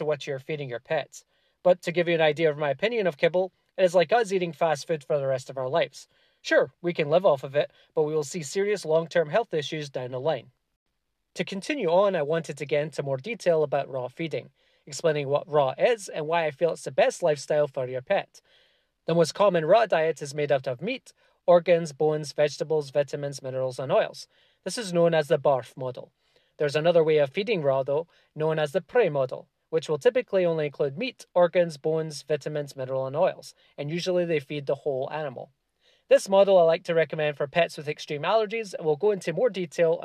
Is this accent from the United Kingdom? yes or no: yes; Scotland, United Kingdom; moved away; I'm originally from Scotland